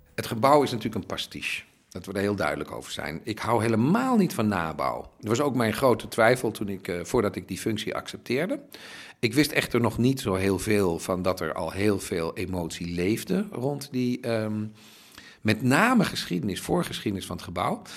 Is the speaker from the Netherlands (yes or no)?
yes; Netherlands; moved away as an adult; now in Berlin, Germany; Ik ben Nederlander